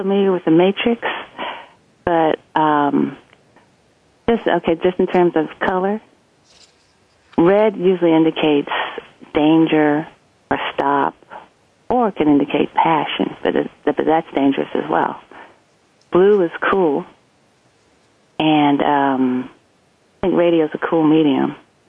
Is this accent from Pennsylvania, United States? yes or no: no; Columbus, Ohio, United States; Because I grew up outside of Columbus, Ohio, and they say standard American English is spoken in Dayton, Ohio, which is about 50 miles southwest of where I grew up.